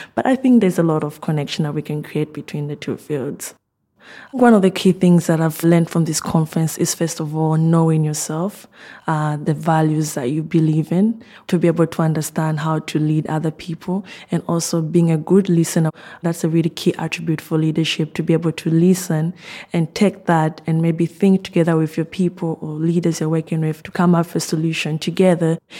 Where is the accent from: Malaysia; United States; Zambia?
Zambia; moved away as an adult; now in Oxford, United Kingdom; I'm originally from Zambia